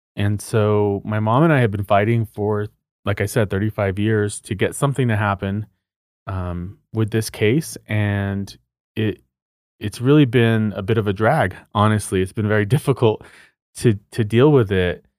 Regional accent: Socorro, New Mexico, United States; my hometown is called Socorro, which is about seventy miles north of Truth or Consequences

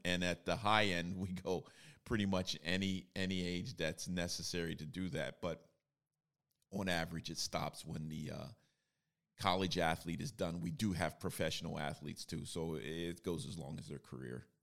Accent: Bloomsburg, Pennsylvania, United States; I was, uh, born and raised in Bloomsburg, Pennsylvania

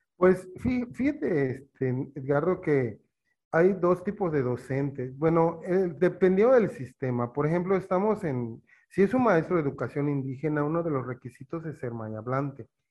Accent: eastern Yucatán, Mexico; yo soy eh, oriente de Yucatán, pero he vivido en la mayoría de mi, mi, vida desde niño, juventud, en pueblos mayas

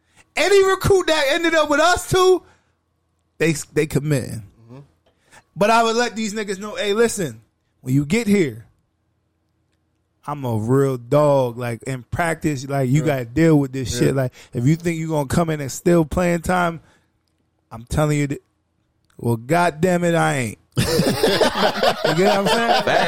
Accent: Lackawanna, United States; Oh, you nigga, I'm from Lackawanna.

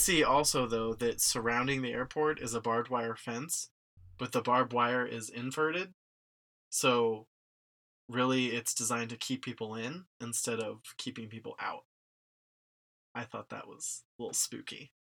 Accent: Cincinnati, Ohio, United States; I grew up in Cincinnati.

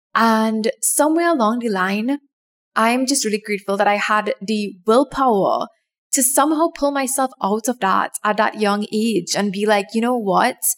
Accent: Trinidad & Tobago; my home country of Trinidad and Tobago, we have this exam that everybody writes when they are like 10 or 11, 12, around that age.

